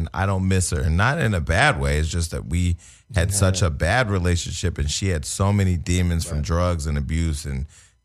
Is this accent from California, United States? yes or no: yes; Stockton, California, United States; I'm from Stockton, California.